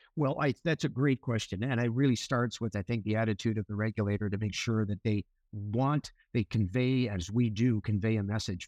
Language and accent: English; Winnipeg, Manitoba, Canada; moved away as an adult; also born or lived in Victoria, British Columbia; now in British Columbia, Canada; I, I grew up in Winnipeg